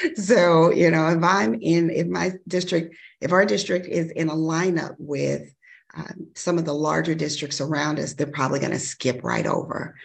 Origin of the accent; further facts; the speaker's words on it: Chicago, Illinois, United States; also born or lived in Kankakee County, Illinois; I grew up in Chicago